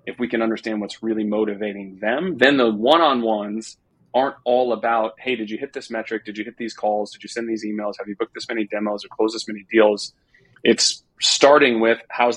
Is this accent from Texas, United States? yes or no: yes; Texas, United States; I'm a Texan